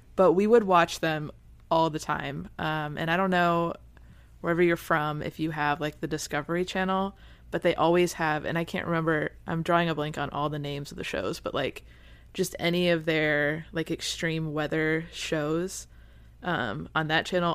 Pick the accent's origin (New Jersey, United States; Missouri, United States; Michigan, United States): Michigan, United States; moved away as an adult; now in Florida, United States; I'm from Michigan, where hurricanes weren't a thing